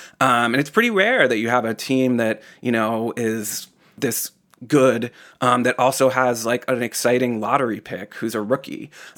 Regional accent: Boston, Massachusetts, United States; as I say that as a Bostonian.

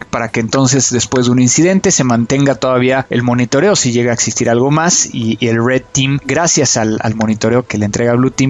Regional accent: Veracruz, Mexico; now in Monterrey, Mexico; Claro que adoptado porque soy jarocho.

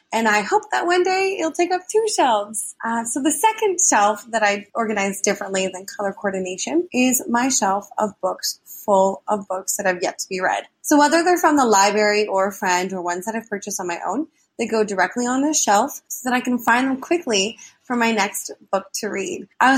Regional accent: Toronto, Ontario, Canada; Hi, Anne. … I'm from Toronto, Ontario, Canada.

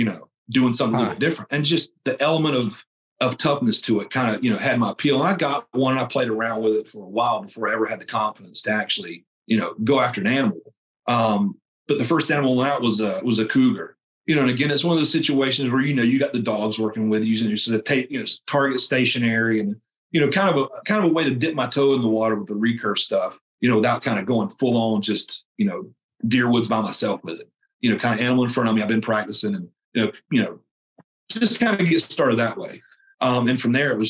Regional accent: North Carolina, United States; I grew up in North Carolina, man, you know, follow my dad around the woods

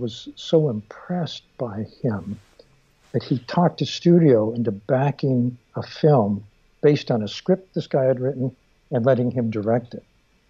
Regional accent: Stockton, California, United States; He grew up in Modesto. I grew up in Stockton.

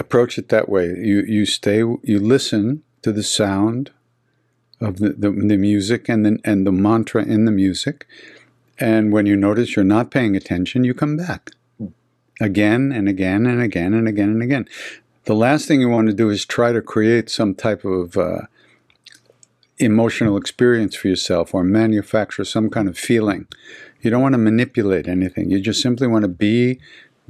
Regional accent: Long Island, New York, United States; I'm from Long Island

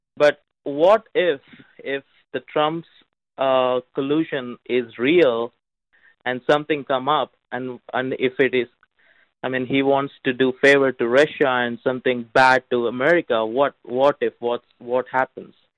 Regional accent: India; now in North Carolina, United States; I'm uh, actually from India.

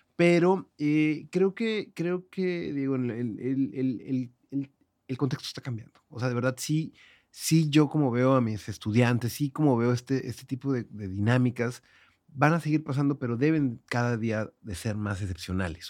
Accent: Monterrey, Nuevo León, Mexico; accent: regio; moved away as an adult; now in Mexico City, Mexico; soy el regio en, el DF

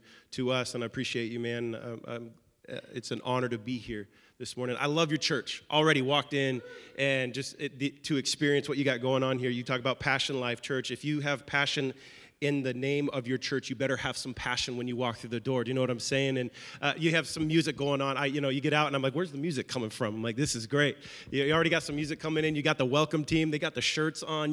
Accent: Seattle, Washington, United States; moved away as an adult; now in Nashville, United States; we are originally from Seattle, Washington

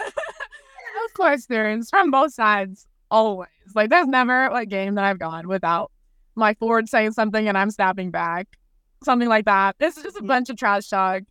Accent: Arizona, United States; moved away as an adult; now in Kansas, United States; Arizona, which is my hometown

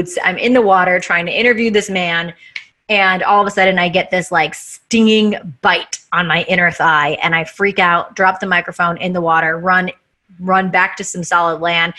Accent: Chicago, Illinois, United States; moved away as an adult; also born or lived in Louisiana; now in Los Angeles, United States; I'm from Chicago. I just moved from Chicago

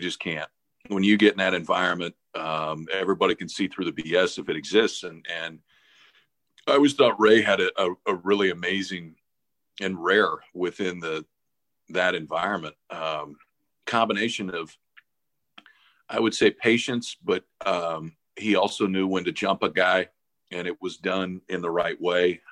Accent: Omaha, Nebraska, United States; moved away; also born or lived in Stanford; I grew up in Omaha

